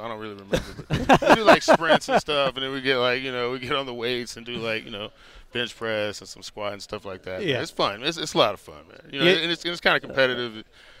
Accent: Dallas, Texas, United States; also born or lived in Miami; No, I didn't. Actually, I grew up in Dallas and in Miami.

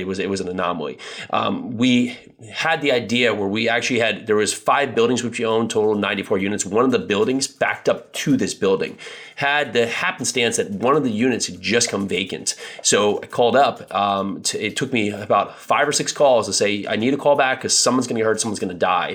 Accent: New Jersey, United States; I grew up in New Jersey

